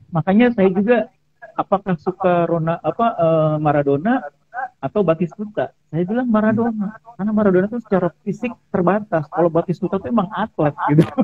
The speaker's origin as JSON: {"language": "Indonesian", "town": "Bekasi", "region": "West Java", "country": "Indonesia", "said": "katakanlah saya sebagai orang Bekasi suka Persipasi ya saya gede-gedein Persipasi"}